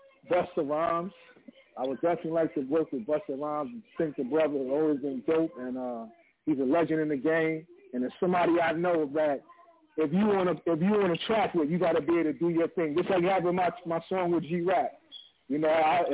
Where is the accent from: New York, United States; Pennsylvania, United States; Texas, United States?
New York, United States; New York City; growing up in Queens, we used to have Park Jams in the neighborhood